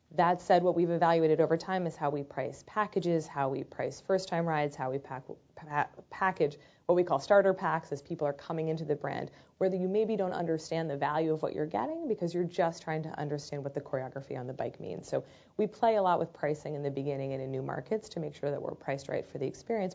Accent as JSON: {"language": "English", "country": "United Kingdom", "moved": "yes", "said": "near London"}